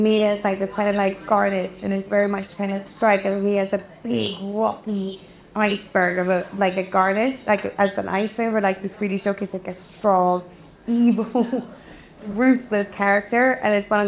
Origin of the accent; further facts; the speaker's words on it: Umeå, Västerbotten County, Sweden; English is a second language; moved away; Excuse my English, I am Swedish, for anyone who hasn't figured the accent out